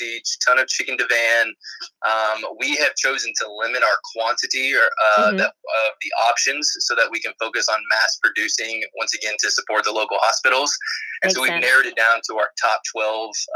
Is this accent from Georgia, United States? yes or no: yes; Houston County, Georgia, United States; I grew up in Houston County